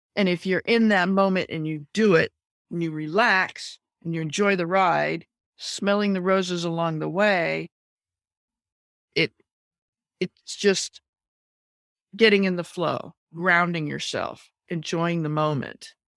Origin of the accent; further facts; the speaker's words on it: Maine, United States; moved away; I'm spending a lot of time back in my home state of Maine.